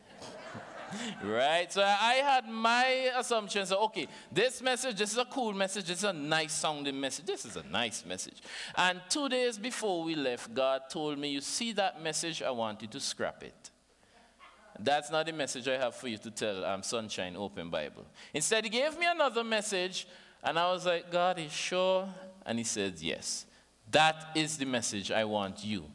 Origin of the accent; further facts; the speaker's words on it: St. Vincent & Grenadines; from St. Vincent and the Grenadines. Everybody understand my accent, right?